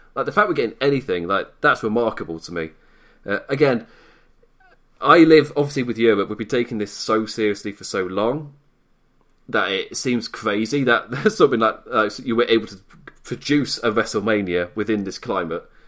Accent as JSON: {"language": "English", "country": "United Kingdom", "said": "Being British"}